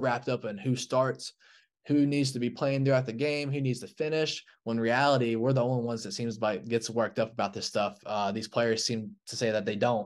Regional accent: Kentucky, United States; growing up in Kentucky

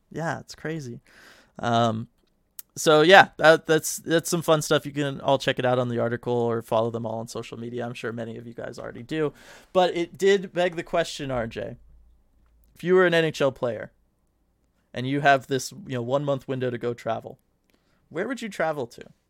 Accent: California, United States; born and raised in California.

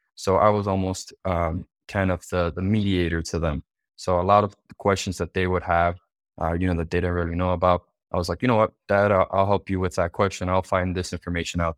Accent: Miami, Florida, United States; also born or lived in Cuba; I was actually originally born, um, in Cuba. So we, we immigrated from Cuba, uh, here to United States into Miami when I was five years old

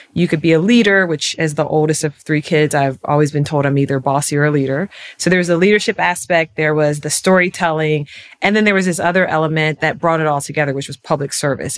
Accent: York, Pennsylvania, United States; I was born in York, Pennsylvania. It's nine square miles, home of the Peppermint Patty, if you've ever had a York Peppermint Patty. And it was a very interesting city to grow up in.

